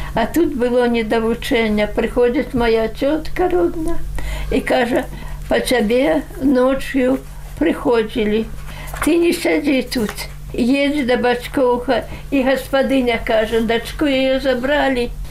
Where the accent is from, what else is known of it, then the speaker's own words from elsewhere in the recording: Belarus; also born or lived in Siberia; я сама беларуска